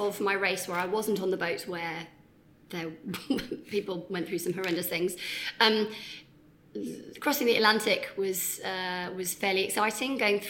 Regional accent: London, United Kingdom; I am a Londoner. It's where I was born. It's where I've grown up.

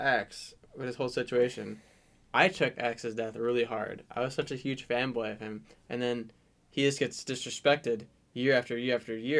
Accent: Chicago, Illinois, United States; He's from where we're from. He's from Chicago.

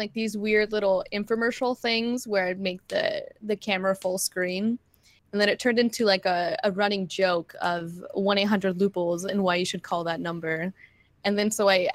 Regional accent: Southern California, United States

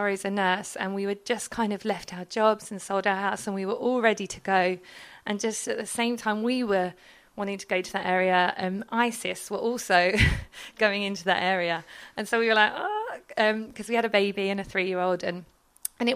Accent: London, United Kingdom; moved away as an adult; I'm from London

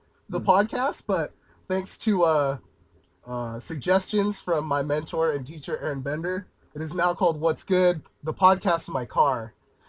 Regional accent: Ventura, California, United States; now in Moorpark, United States; We're back in my hometown. We're in Ventura right now. This is where I grew up.

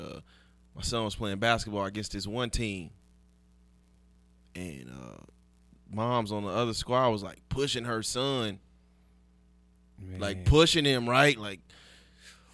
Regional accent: Las Vegas, Nevada, United States; I'm born and raised in Las Vegas

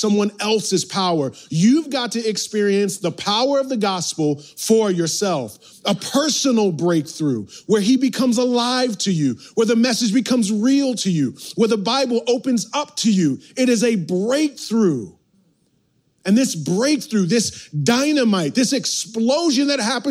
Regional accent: outside New York City, United States; growing up outside New York City

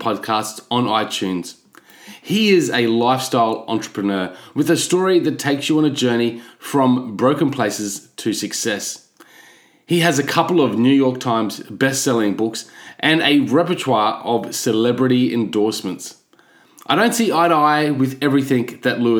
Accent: Australia; as an Aussie

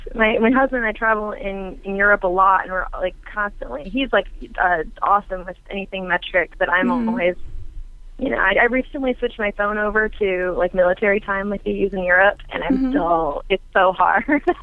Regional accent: Flint, Michigan, United States; now in Houston, United States; I'm originally from Flint, Michigan, and I currently live in Houston, Texas.

